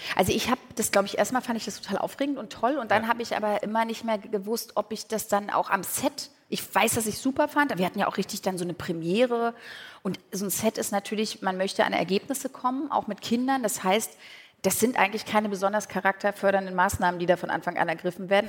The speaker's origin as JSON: {"language": "German", "region": "Berlin", "country": "Germany", "tie": "born or raised there", "said": "ich bin tatsächlich in Pankow aufgewachsen"}